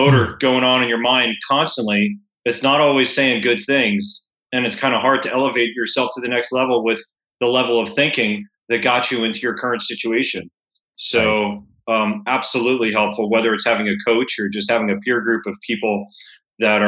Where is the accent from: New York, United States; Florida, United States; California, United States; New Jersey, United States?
Florida, United States; Fort Lauderdale; moved away; when I was growing up in Fort Lauderdale